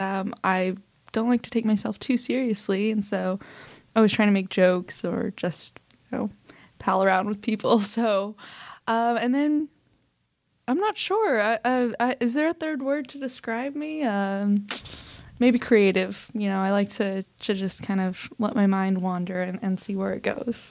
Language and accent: English; Oklahoma City, Oklahoma, United States; I was born in Oklahoma City, Oklahoma